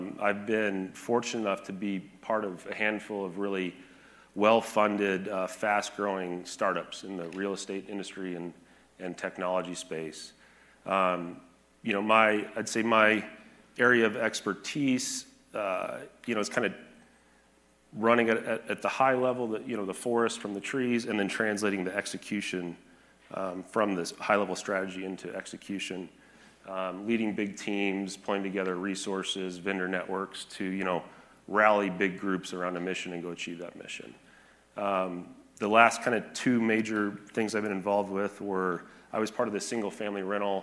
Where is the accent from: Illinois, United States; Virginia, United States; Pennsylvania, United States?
Illinois, United States; Forsyth; moved away as an adult; also born or lived in Greencastle, Indiana; now in Scottsdale, United States; I grew up in the Midwest in a small farm town in central Illinois, a town called Forsyth, Illinois, population about 2,000 people